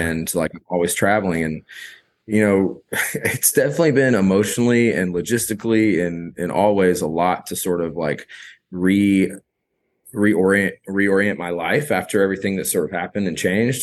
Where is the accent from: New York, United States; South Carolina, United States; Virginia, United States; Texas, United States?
South Carolina, United States; rural; moved away as an adult; also born or lived in Charleston, South Carolina / Asheville, North Carolina; now in Austin, United States; growing up in South Carolina, like, rural South Carolina